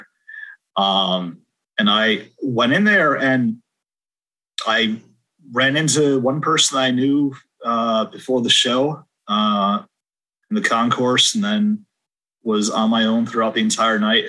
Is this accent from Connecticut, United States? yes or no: yes; West Hartford, Connecticut, United States; I grew up in West Hartford, one town over